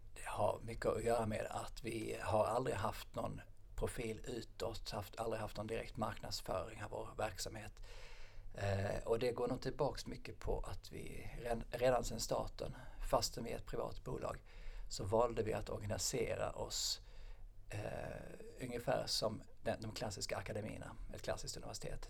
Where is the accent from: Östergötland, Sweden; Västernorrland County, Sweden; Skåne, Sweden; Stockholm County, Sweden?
Skåne, Sweden; Lund; also born or lived in Norway; jag är uppvuxen i Lund